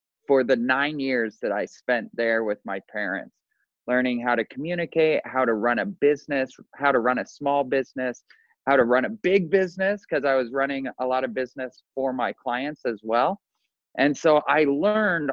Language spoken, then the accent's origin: English; Boise, Idaho, United States; moved away as an adult; now in Orlando, United States; We both born and raised in Boise, Idaho, and moved to Orlando, Florida.